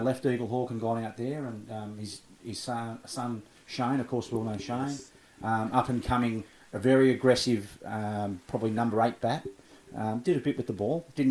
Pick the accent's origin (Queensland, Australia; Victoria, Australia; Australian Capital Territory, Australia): Victoria, Australia; Bendigo; I grew up in White Hills, so I was only a few blocks from the ground